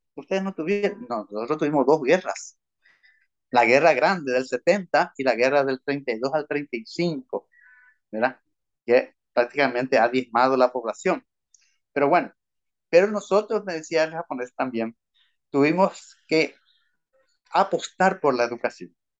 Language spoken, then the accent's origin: Spanish; Asunción, Paraguay; Soy asunceno, nacido en Asunción